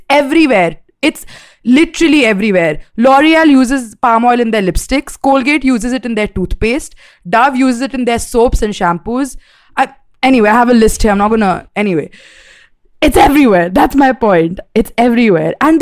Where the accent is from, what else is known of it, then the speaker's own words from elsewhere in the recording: India; We're Indian.